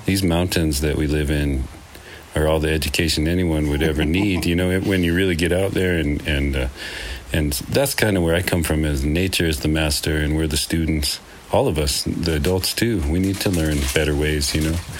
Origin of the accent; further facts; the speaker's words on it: Green River, Wyoming, United States; now in Taos County, New Mexico, United States; I grew up in Green River, Wyoming